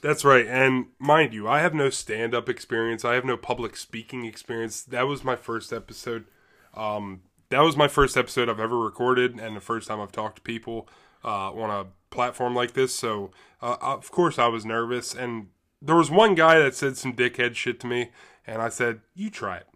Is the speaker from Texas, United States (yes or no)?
no; Middletown, Pennsylvania, United States; I grew up in Middletown, Pennsylvania